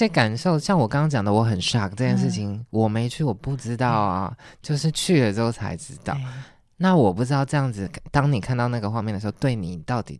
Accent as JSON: {"language": "Chinese", "country": "Taiwan", "said": "我是台湾人。"}